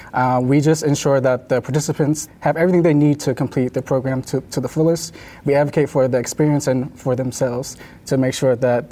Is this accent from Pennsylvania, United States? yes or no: yes; Pittsburgh, Pennsylvania, United States; So I'm from Pittsburgh, Pennsylvania.